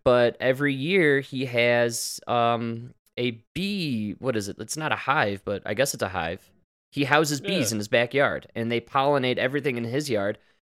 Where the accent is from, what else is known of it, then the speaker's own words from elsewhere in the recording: United States; Because we're American.